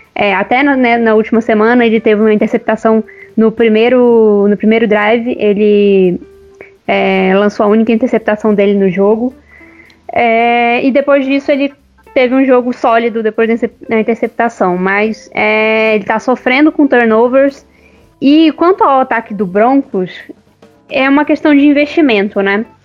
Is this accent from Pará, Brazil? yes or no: yes; Belém, Pará, Brazil; also born or lived in São Paulo; now in Uberlândia, Brazil; eu sou paraense, nasci em Belém, mas eu moro em Uberlândia no momento, tô, tô entre Uberlândia e São Paulo